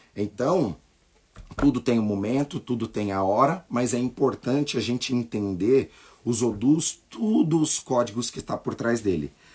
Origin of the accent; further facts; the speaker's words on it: Brazil; nós nascemos no Brasil, nós temos uma outra cultura